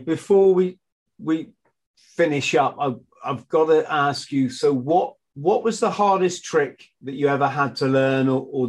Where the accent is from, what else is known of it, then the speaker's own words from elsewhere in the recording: Bromley, London, United Kingdom; I was born in Bromley, funnily enough.